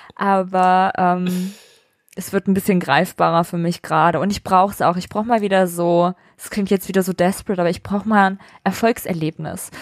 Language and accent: German; Vellmar, Hesse, Germany; wo ich herkomme, aus der Nähe von Kassel